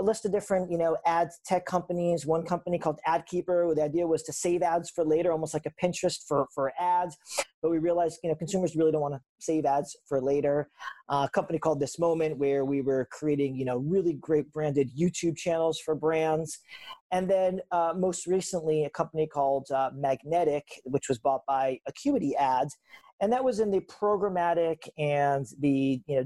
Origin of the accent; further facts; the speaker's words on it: West Hartford, Connecticut, United States; moved away as an adult; also born or lived in Vermont / Manhattan; So I grew up in West Hartford, Connecticut. That's where I was born and raised.